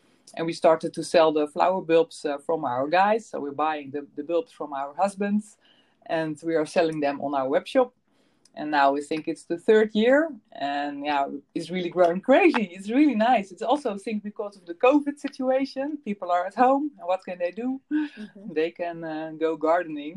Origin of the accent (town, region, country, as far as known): Netherlands; born or raised there